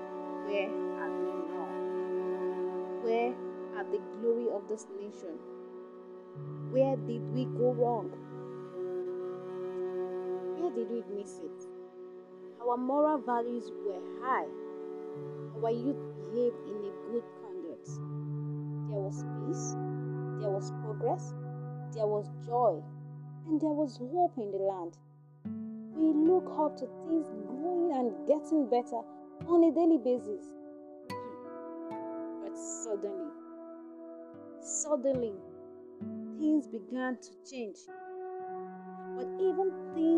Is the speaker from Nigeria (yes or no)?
yes; Nigeria; I'm a Niger.